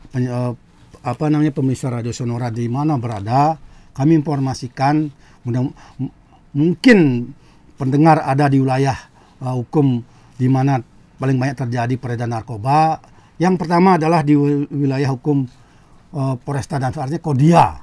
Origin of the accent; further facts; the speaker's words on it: Bali, Indonesia; kita berada di Pulau Bali ini semestinya kita sebagai orang Bali apa yang dikatakan tadi oleh Pak Putra ya